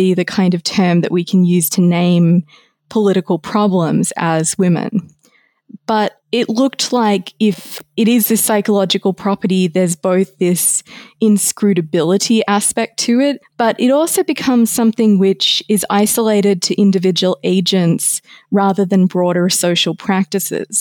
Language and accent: English; Australia; my home country of Australia